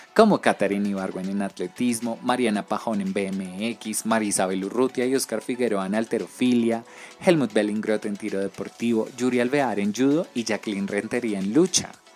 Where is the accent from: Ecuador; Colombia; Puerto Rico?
Colombia; una de las cosas que más me enorgullece de ser colombiano